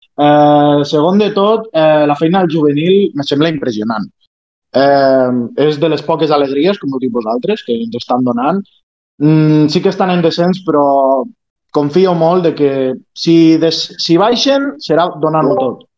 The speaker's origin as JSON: {"language": "Catalan", "town": "Lleida", "region": "Catalonia", "country": "Spain"}